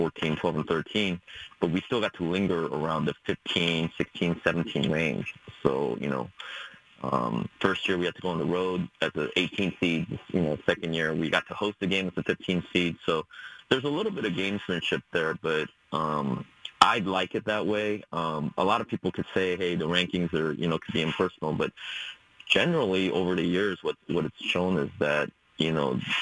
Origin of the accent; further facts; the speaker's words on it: Springfield, Oregon, United States; I grew up in Springfield, Oregon.